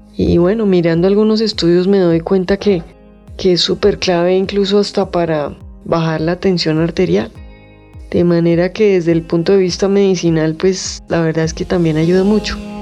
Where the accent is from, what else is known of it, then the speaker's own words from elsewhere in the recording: Colombia; como colombiano